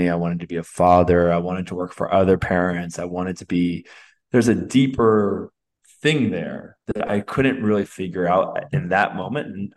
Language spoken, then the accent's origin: English; Alameda, California, United States; I'm from the East Bay. I'm from Oakland, California. I'm actually from Alameda, California